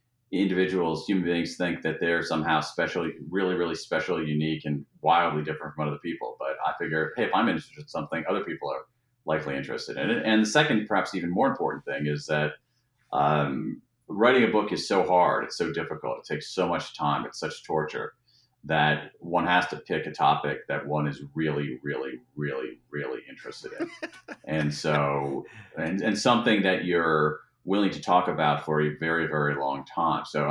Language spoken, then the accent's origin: English; Ohio, United States; now in Washington, D.C., United States; I grew up in Ohio